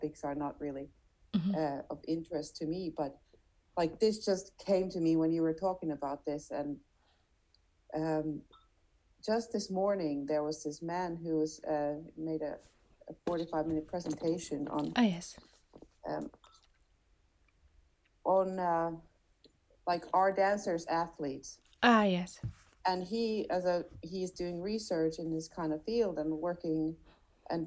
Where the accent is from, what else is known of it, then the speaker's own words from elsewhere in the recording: Finland; now in Switzerland; I'm from Finland.